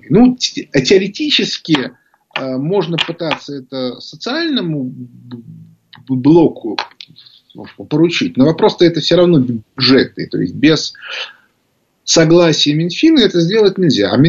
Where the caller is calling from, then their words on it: Penza, Penza Oblast, Russia; Откуда вы? Пензы я же сказал.